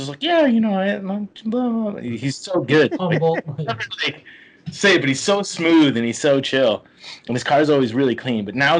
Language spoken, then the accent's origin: English; St. Louis, Missouri, United States; moved away; I'm from St. Louis, Missouri.